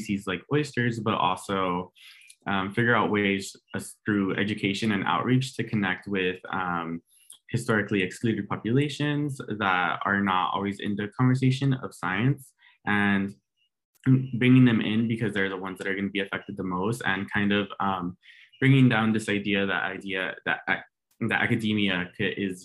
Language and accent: English; Lynwood, California, United States; I'm from Los Angeles, California, specifically Linwood. And I grew up going to Warren High School